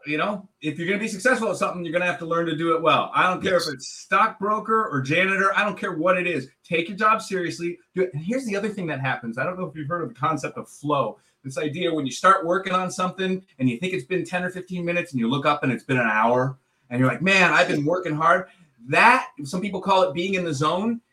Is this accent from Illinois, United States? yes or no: yes; Chicago, Illinois, United States; I'm from Chicago